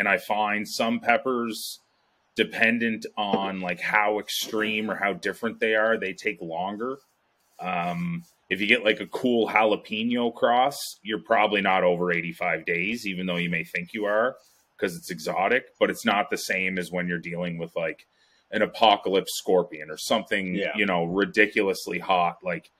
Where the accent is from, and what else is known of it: Ontario, Canada